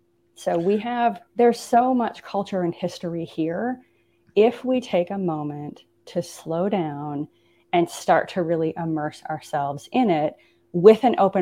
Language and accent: English; Midwest, United States; Growing up in the Midwest had a very distinct kind of cultural underpinning.